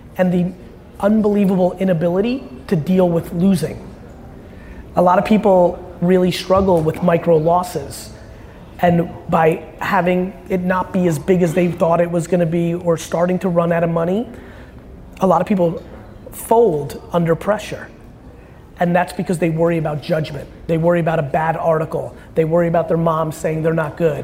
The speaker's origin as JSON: {"language": "English", "country": "United States", "tie": "born or raised there", "also_born_or_lived": "Soviet Union", "said": "I was born in the Soviet Union. And grew up in the United States of America"}